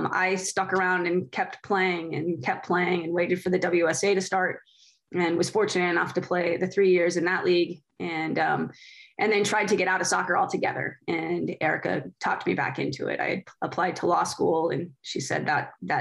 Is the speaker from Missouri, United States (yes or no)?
yes; Missouri, United States; moved away; I grew up in the Midwest. I grew up in a smaller town in Missouri